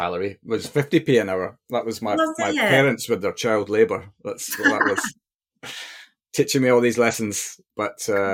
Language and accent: English; Perth, Scotland, United Kingdom; also born or lived in near London Stansted; now in England, United Kingdom; We used to day trip because I'm from Perth, so we're not a million miles away.